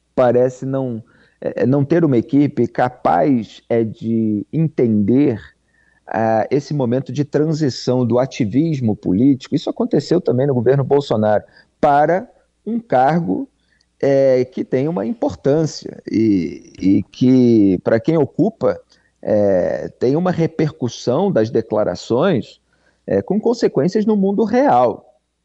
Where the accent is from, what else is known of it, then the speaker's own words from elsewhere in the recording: Rio de Janeiro, Brazil; eu sou do Rio de Janeiro